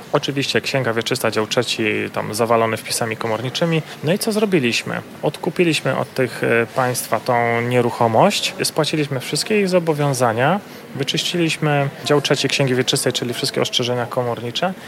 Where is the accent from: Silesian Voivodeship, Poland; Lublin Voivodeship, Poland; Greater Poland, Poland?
Silesian Voivodeship, Poland; pochodzę ze Śląska.